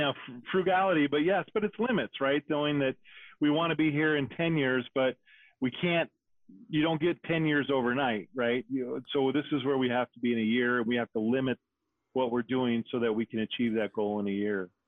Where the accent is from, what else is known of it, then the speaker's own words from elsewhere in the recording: Wyoming, United States; I grew up in Wyoming